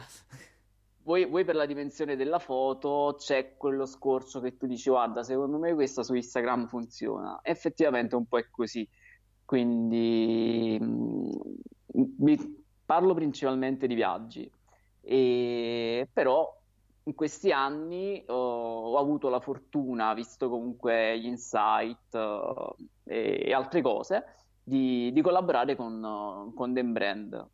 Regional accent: Naples, Campania, Italy; now in Aversa, Italy; io sono di Napoli. Sono nato a Napoli, ho abitato lì

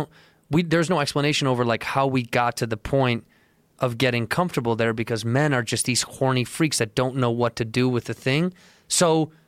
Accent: Chicago, Illinois, United States; Chicago, yeah.

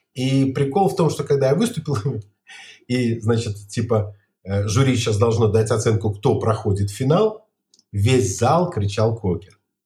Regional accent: Barysaw, Minsk Region, Belarus; also born or lived in Kopyl; я из Борисова, у меня баба, мама из Кополя

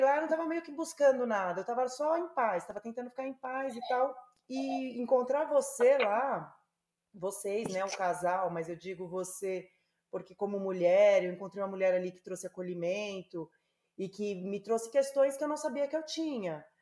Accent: São Paulo, Brazil; moved away; eu sou paulistana

